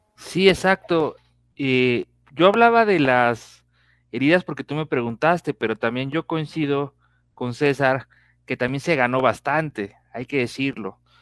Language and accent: Spanish; Mexico; como mexicanos